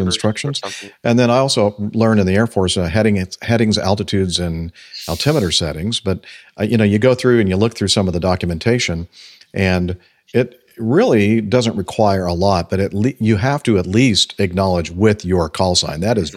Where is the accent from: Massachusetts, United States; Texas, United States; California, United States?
California, United States; where I grew up in California